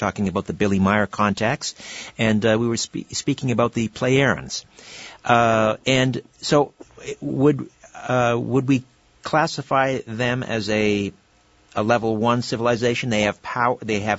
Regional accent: Brantford, Ontario, Canada; Right, in my hometown of Brantford.

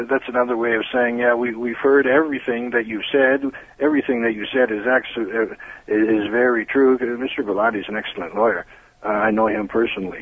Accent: Toronto, Ontario, Canada; accent: Toronto; I have a Toronto accent

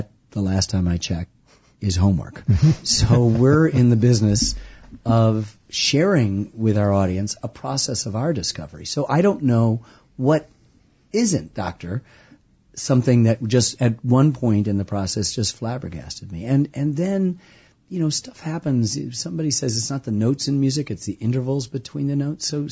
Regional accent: Ann Arbor, Michigan, United States; I grew up in the Midwest too, in Michigan.

